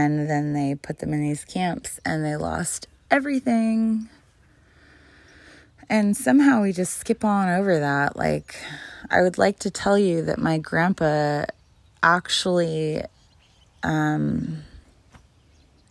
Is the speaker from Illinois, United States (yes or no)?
no; Southern California, United States; also born or lived in Ojai, California / Santa Barbara, California / Chula Vista, California / San Diego, California; I grew up in SoCal when I lived with my grandfather